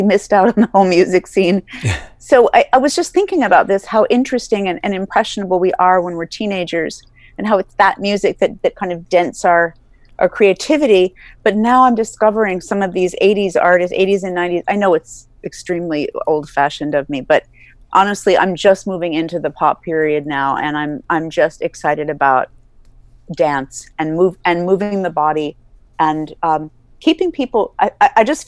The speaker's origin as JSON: {"language": "English", "region": "New York", "country": "United States", "also_born_or_lived": "East Coast", "accent": "New York", "moved": "yes", "lives_now": "Northern California, United States", "said": "my New York accent"}